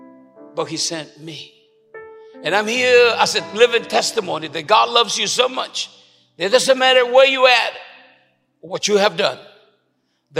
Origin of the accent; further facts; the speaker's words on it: Puerto Rico; moved away; also born or lived in Chicago / El Paso, Texas; I'm in Puerto Rican